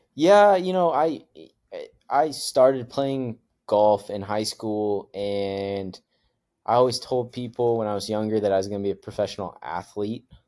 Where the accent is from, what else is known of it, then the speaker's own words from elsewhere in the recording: Idaho, United States; growing up in Idaho and, and going through all of that. So uh, we moved there when I was little